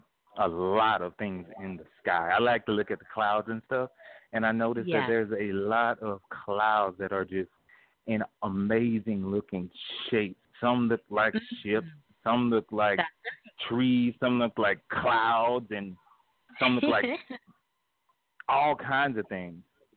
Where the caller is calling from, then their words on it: Pineville, Louisiana, United States; I'm calling from Louisiana, Pineville, Louisiana.